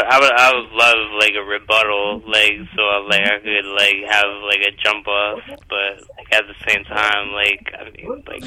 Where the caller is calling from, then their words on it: Albany, New York, United States; I'm calling from Albany, New York.